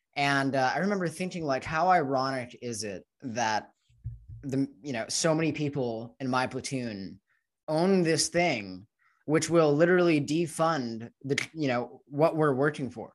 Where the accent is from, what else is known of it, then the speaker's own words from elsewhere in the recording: United States; growing up in the United States